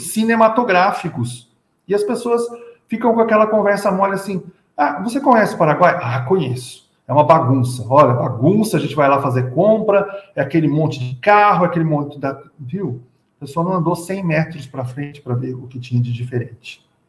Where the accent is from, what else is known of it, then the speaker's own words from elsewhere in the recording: São Paulo, Brazil; Eu sou de São Paulo